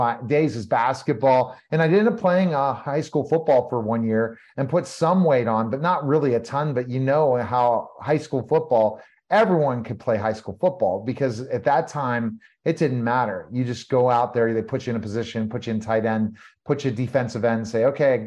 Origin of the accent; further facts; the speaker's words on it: Denver, Colorado, United States; also born or lived in Pittsburgh, Pennsylvania, United States; now in Texas, United States; I grew up in Pittsburgh for a few years. And then my father relocated us to Denver, Colorado.